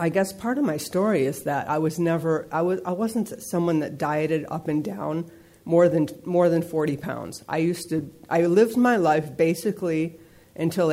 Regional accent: East Coast, United States; now in San Fernando Valley, United States; I grew up back east

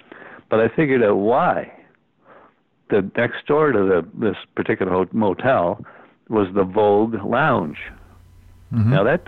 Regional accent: Kingston, Ontario, Canada; And when we're from Kingston

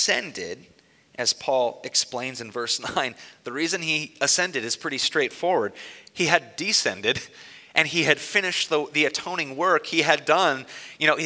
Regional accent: Newark, Ohio, United States; in my hometown, I grew up in Newark

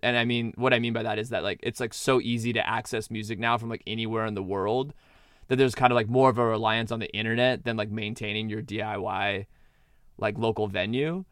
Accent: Southern California, United States; moved away as an adult; also born or lived in Santa Maria, California / Santa Barbara, California; now in Atlanta, United States; I grew up in Southern California

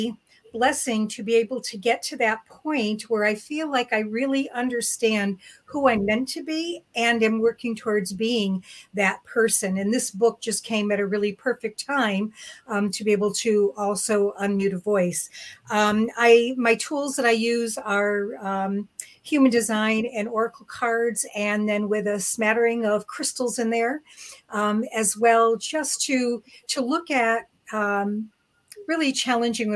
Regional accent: Connecticut, United States; I'm hailing from Connecticut

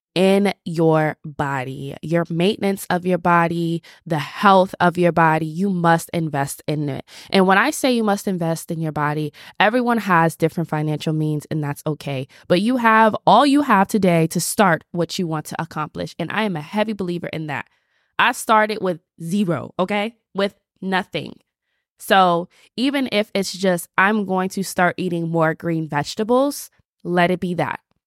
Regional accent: Atlanta, Georgia, United States; I'm from Atlanta

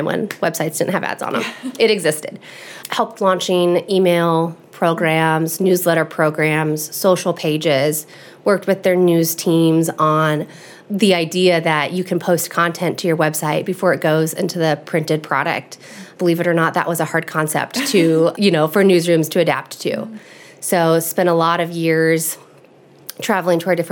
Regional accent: Lincoln, Nebraska, United States; now in York County, United States; I am born and raised in Nebraska. I grew up in Lincoln

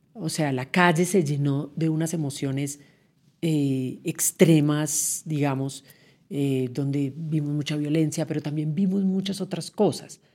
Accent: Colombia; como colombiano de hoy

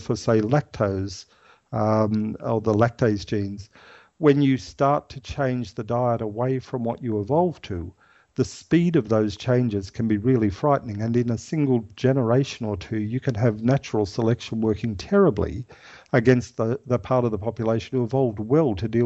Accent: Ireland; now in Australia; I'm Irish

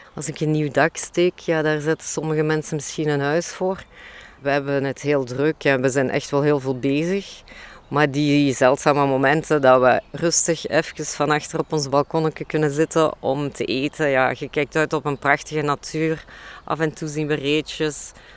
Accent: Limburg, Belgium; ik heb een groot deel van mijn jeugd doorgebracht in Limburg

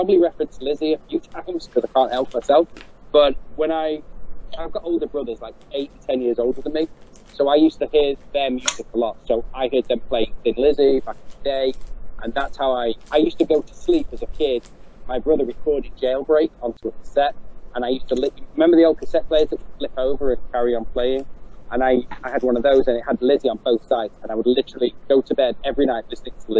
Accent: Manchester, North West England, United Kingdom; I'm from Manchester in England

